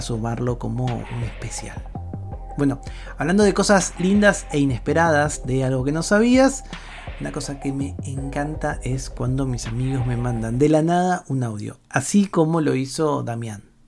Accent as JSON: {"language": "Spanish", "country": "Argentina", "said": "mi país, en Argentina"}